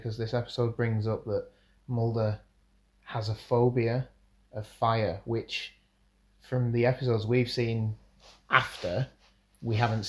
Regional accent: United Kingdom; we are British.

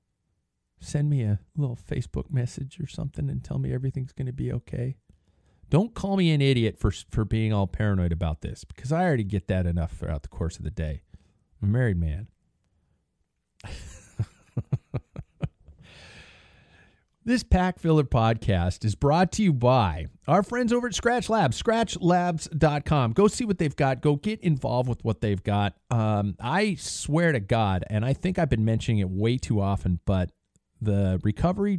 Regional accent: United States; I'm an American

